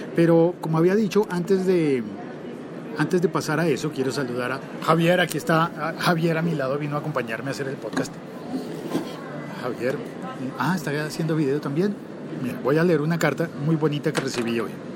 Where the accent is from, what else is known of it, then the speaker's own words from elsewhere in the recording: Colombia; como locutor colombiano